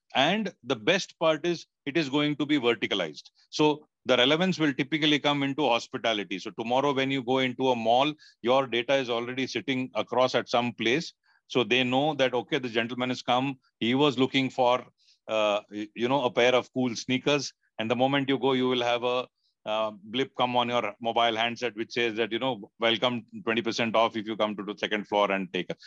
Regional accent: India; as an Indian

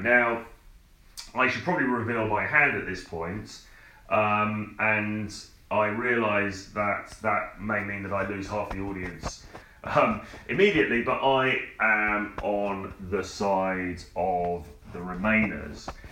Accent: United Kingdom; also born or lived in London; I'm a British guy. I'm standing in an apartment in in London

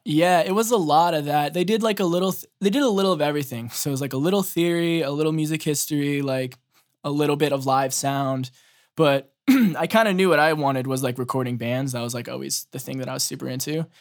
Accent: Boston, Massachusetts, United States; I'm from Ma, uh, Boston

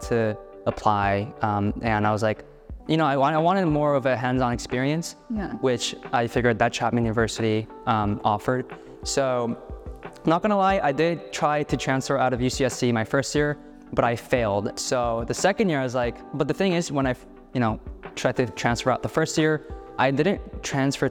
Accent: Seoul, South Korea; also born or lived in Santa Cruz, California; now in United States; I am from Seoul, South Korea

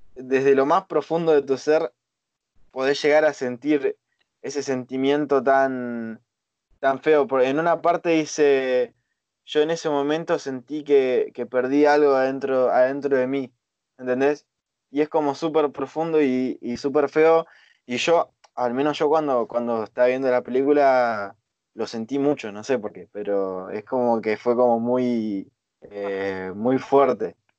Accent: Argentina; nosotros, por ejemplo, somos de Argentina

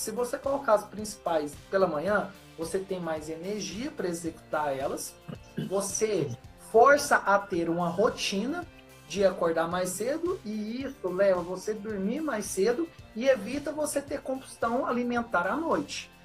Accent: Minas Gerais, Brazil; accent: mineiro; sou de Minas.

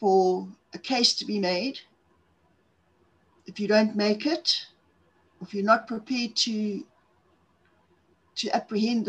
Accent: Zimbabwe; accent: South African; moved away as an adult; also born or lived in Cape Town / Johannesburg; now in South Africa; I'm from South Africa, in case guys haven't figured out on the accent part of things. I was originally born in Zimbabwe in the 1950s

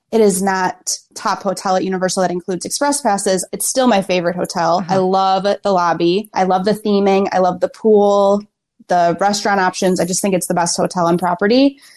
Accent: Kissimmee, Florida, United States; I'm from Kissimmee, Florida.

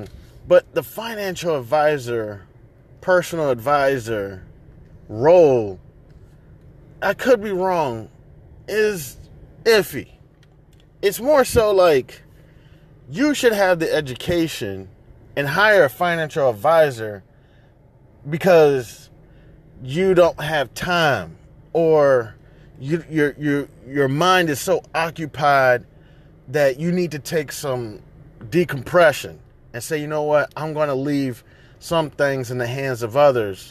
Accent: United States; I identify as American

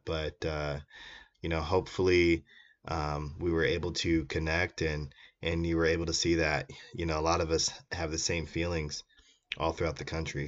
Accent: Iowa, United States; my home state of Iowa

